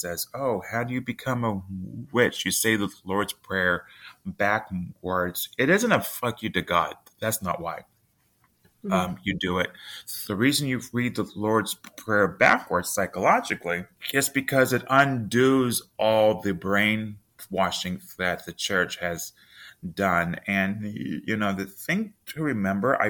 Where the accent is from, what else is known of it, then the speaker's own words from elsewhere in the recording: the South, United States; I was raised in the South